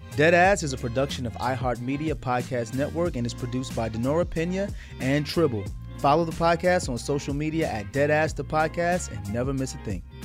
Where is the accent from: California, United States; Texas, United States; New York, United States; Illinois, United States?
New York, United States; I grew up in New York.